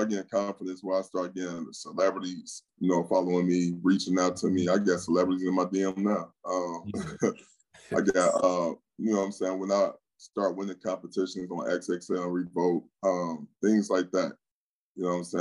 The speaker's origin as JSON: {"language": "English", "town": "Cincinnati", "region": "Ohio", "country": "United States", "tie": "born or raised there", "also_born_or_lived": "Oakland, California", "moved": "as an adult", "lives_now": "Atlanta, United States", "said": "majority of my life in Cincinnati."}